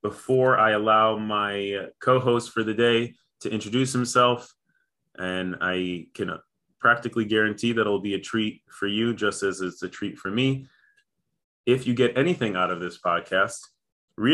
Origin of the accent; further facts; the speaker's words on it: Chicago, Illinois, United States; moved away; I grew up in Chicago